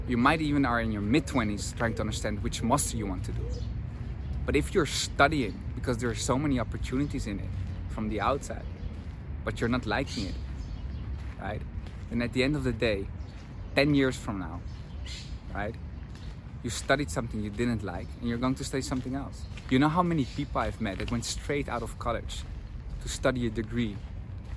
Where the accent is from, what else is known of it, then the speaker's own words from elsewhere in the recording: Netherlands; moved away as an adult; I'm from the Netherlands